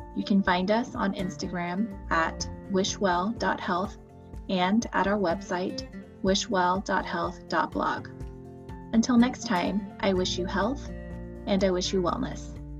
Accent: Houston, Texas, United States; being from Houston, um, and I was born and raised in Houston

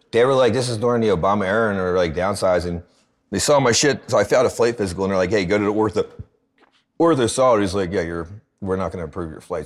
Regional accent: Philadelphia, Pennsylvania, United States; Born and raised in Philly

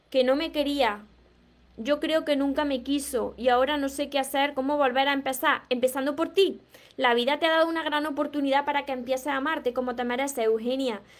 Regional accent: Córdoba, Argentina; soy de Argentina, Córdoba.

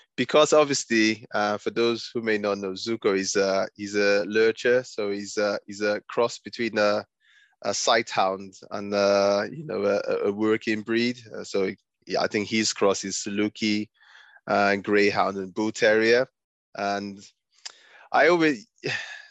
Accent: Nigeria; now in United Kingdom; I grew up in Nigeria before I moved to the UK

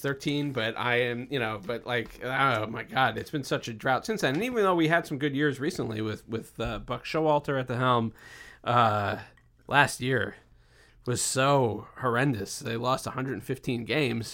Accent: Baltimore, Maryland, United States; I'm from Baltimore.

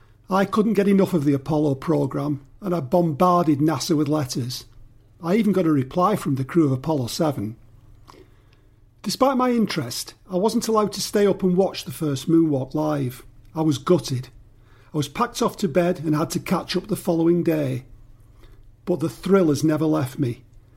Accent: Dukinfield, North West England, United Kingdom; I'm from Duckingfield, just east of Manchester in England, UK, and I'm 62.

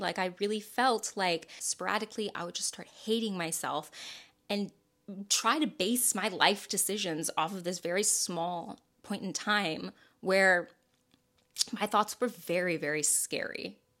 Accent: the South, United States; I'm from the South

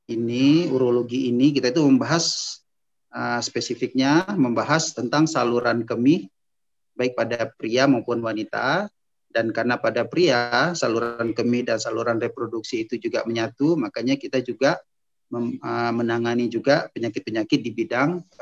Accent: Medan, North Sumatra, Indonesia; Ana lahirnya, mulai dari lahir ya, singkat aja, lahir di kota Medan pada tahun 1976, kemudian Ana melanjutkan pendidikan sampai Ana sekolah eh, S1 ambil dokter umumnya di USU Sumatera Utara di Medan.

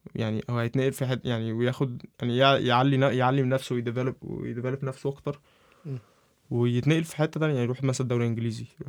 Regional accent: Egypt; عندنا عندنا في مصر

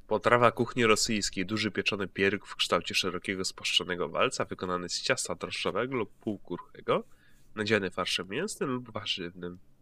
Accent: Greater Poland, Poland; ja jestem z wielkopolskiego

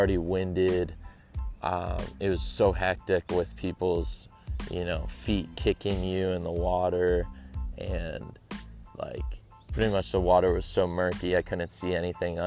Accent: San Diego, California, United States; San Diego, my hometown

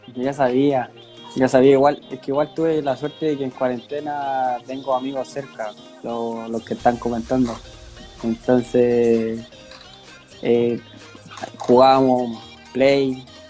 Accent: Santiago, Santiago Metropolitan Region, Chile; yo soy de Sarronavia, acá en, Santiago. Eh, empecé jugando en canchas de barrio, en un club que se llama Palmeira, que es de acá de Sarronavia.

